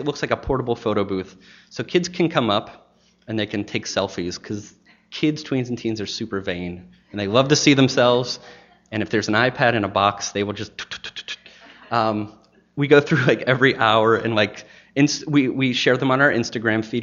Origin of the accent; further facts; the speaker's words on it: Pittsburgh, Pennsylvania, United States; also born or lived in Maine; now in Chattanooga, United States; going back to Pittsburgh, Pennsylvania, my hometown